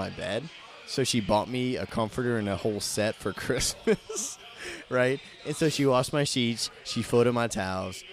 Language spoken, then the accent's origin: English; Patterson, Louisiana, United States; I'm from Patterson, Louisiana